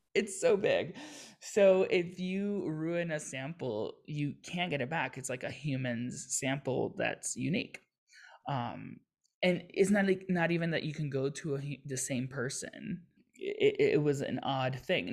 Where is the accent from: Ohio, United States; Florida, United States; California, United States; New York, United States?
Florida, United States; Miami; I grew up in Miami, so it's very diverse